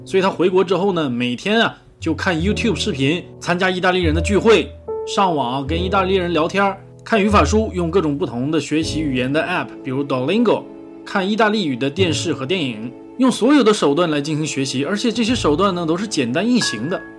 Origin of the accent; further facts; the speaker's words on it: China; 我们中国人